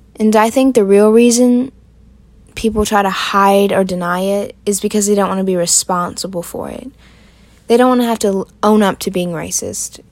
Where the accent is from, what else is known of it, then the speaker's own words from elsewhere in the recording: Aiken, South Carolina, United States; I'm from Aiken, South Carolina